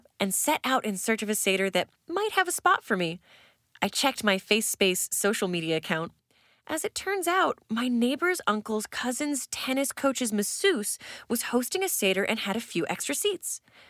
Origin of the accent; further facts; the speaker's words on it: Brainerd, Minnesota, United States; Usually, I head back to my hometown of Brainerd